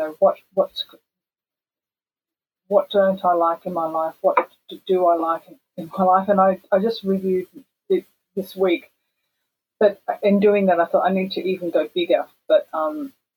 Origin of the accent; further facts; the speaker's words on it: Perth, Western Australia, Australia; moved away as an adult; now in Japan; growing up in Perth